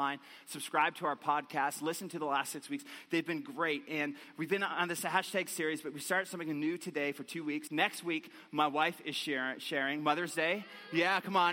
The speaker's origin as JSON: {"language": "English", "region": "Newfoundland and Labrador", "country": "Canada", "tie": "born or raised there", "accent": "Newfiness", "moved": "yes", "said": "I grew up in Newfoundland, right on the ocean"}